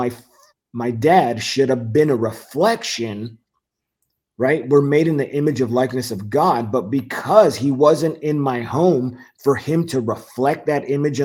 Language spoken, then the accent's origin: English; Whittier, California, United States; moved away as an adult; also born or lived in Fayetteville, North Carolina; the city of Whittier in Los Angeles. Mm-hmm. Grew up there